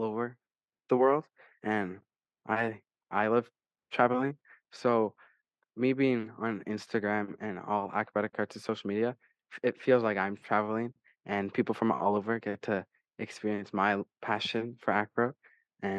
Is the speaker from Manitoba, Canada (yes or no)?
no; Niagara Falls, Ontario, Canada; I'm from Niagara Falls, Ontario, Canada